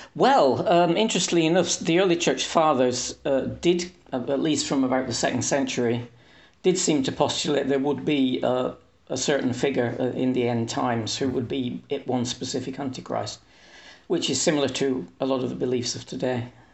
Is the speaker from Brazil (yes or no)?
no; England, United Kingdom; moved away as an adult; now in Hungary; I am English, but I live in Hungary. I've lived here for thirty years